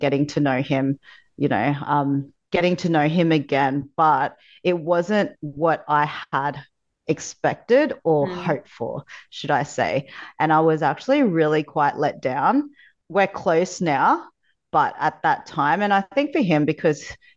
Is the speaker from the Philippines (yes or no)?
yes; Philippines; I was born in the Philippines in poverty, so third world country. In my teens, I found myself living in the streets